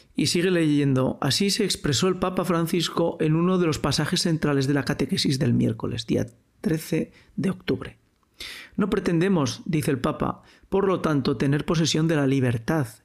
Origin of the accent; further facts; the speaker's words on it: Spain; Yo soy español, yo hablo español, yo he vivido en un pueblo, yo he crecido en una sociedad